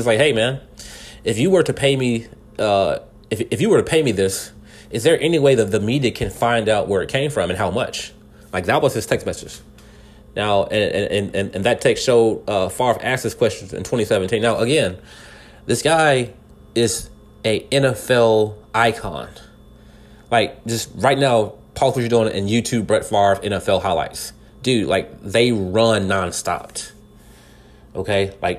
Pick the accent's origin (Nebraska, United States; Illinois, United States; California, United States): California, United States; now in Texas, United States; I'm in Texas right now. All right? I was born in California.